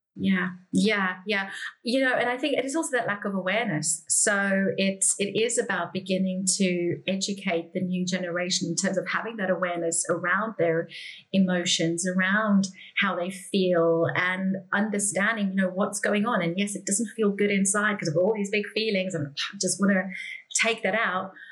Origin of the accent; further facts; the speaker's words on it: South Africa; I grew up in South Africa.